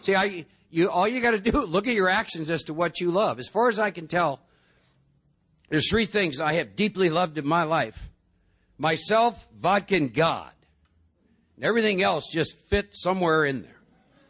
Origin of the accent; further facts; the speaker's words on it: Iowa, United States; I was born and raised in Iowa.